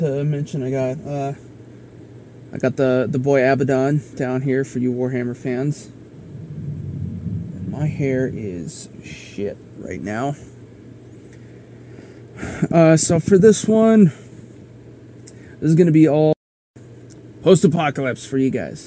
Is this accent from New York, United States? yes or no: no; South Dakota, United States; we had the motorcycle rally in my home state